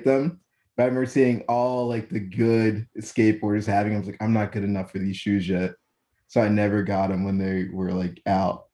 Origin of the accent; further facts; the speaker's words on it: New Jersey, United States; moved away as an adult; also born or lived in South Philadelphia; now in Philadelphia, United States; I'm from Jersey